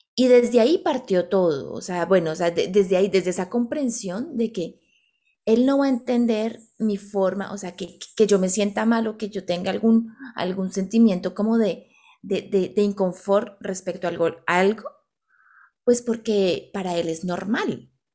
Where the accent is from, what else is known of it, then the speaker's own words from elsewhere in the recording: Bogotá, Colombia; moved away; nosotras dos somos colombianas, venimos de Bogotá, de una ciudad muy grande.